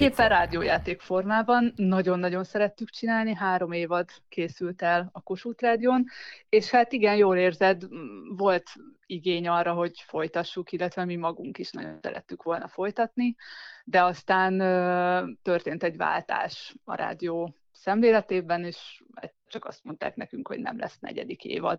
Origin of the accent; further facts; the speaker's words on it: Szeged, Csongrád-Csanád, Hungary; also born or lived in Zugló, Budapest; now in Budapest, Hungary; nem, nem itt születtem, én Szegedről származom